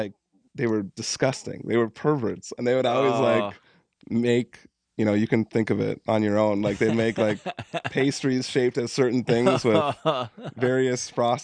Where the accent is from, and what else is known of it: Carlton, Minnesota, United States; born or raised there